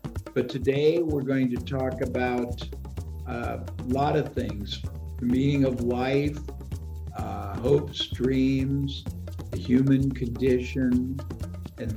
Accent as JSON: {"language": "English", "town": "Indianapolis", "region": "Indiana", "country": "United States", "tie": "born or raised there", "said": "my origin, I was born in Indianapolis, Indiana, Midwest"}